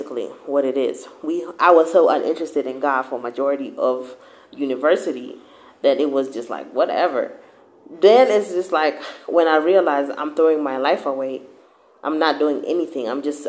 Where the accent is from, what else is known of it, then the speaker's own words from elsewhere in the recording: Kenya; now in United States; we went to church in Kenya a bit.